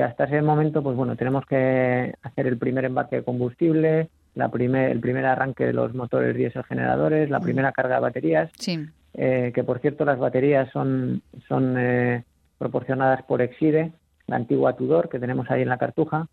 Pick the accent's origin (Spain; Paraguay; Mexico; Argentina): Spain; Zaragoza, Aragon; moved away as an adult; also born or lived in Muniesa; now in Cartagena, Spain; Nací en Zaragoza, pero viví en Muniesa hasta los cuatro años y luego ya nos mudamos a Zaragoza